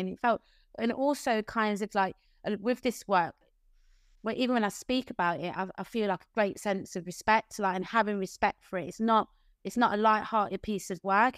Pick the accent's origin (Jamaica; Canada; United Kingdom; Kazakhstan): United Kingdom; Leicester, East Midlands; now in Margate, United Kingdom; community friends that I grew up with in Leicester